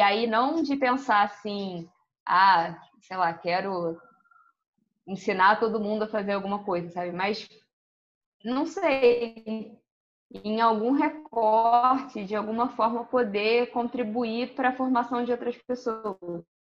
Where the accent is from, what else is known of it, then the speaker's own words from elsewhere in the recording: Rio de Janeiro, Brazil; also born or lived in Porto Alegre, Rio Grande do Sul; A minha vida toda é no Rio, majoritariamente no Rio